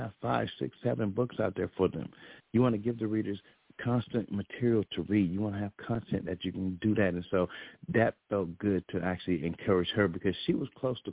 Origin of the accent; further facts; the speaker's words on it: the South, United States; I'm from the South